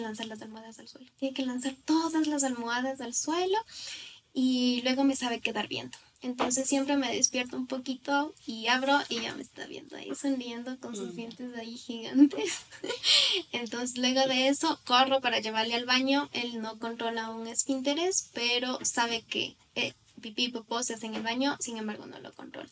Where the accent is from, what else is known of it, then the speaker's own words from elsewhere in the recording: Riobamba, Chimborazo, Ecuador; moved away as an adult; now in Quito, Ecuador; yo soy de Riobamba